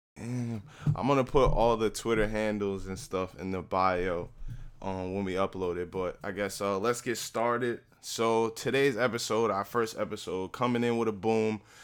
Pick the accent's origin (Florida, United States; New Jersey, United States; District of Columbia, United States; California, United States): New Jersey, United States; Newark; moved away as an adult; also born or lived in Hillside, New Jersey; now in Woodbridge, United States; I'm from Newark. I live in Hillside. I now live in Woodbridge.